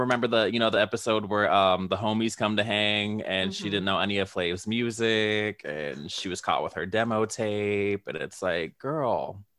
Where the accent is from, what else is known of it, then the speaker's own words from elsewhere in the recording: Illinois, United States; also born or lived in Long Beach, California; I was raised in Illinois, but I was born in Long Beach.